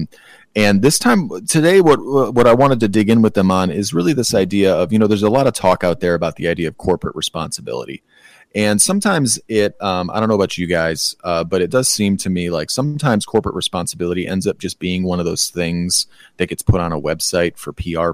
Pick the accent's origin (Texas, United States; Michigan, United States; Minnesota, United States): Michigan, United States; My home state of Michigan